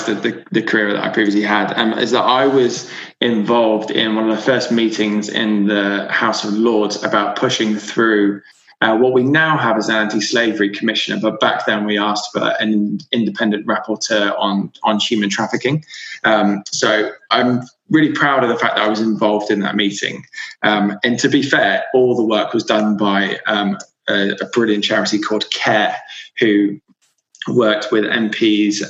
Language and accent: English; Devon, South West England, United Kingdom; now in London, United Kingdom; Yeah, so I grew up in Devon. I grew up in a small village